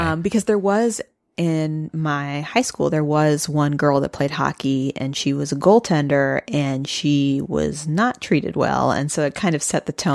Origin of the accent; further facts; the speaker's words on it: Midwest, United States; I grew up in the Midwest